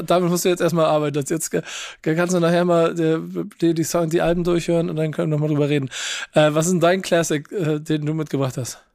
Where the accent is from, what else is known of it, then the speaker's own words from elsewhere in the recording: Hamburg, Germany; als Hamburger